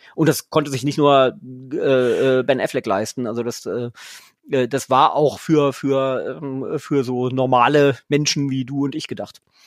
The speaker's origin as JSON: {"language": "German", "region": "Lower Saxony", "country": "Germany", "said": "ich bin ja Niedersachse"}